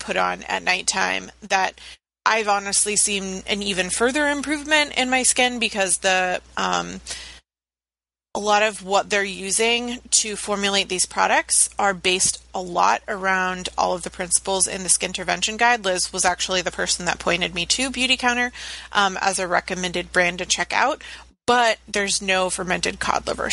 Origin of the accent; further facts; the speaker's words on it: Virginia Beach, Virginia, United States; I grew up in Virginia Beach where everybody had dreadlocks and didn't bathe or shave